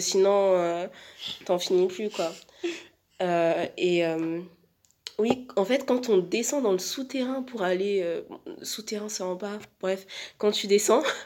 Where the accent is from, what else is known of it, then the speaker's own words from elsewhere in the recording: France; en tant que Français